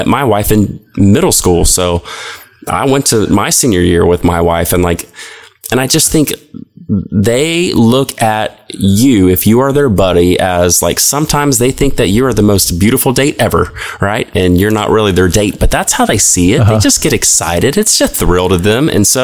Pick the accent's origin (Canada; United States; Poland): United States; Cincinnati, Ohio; now in Tallahassee, United States; I grew up in Cincinnati, Ohio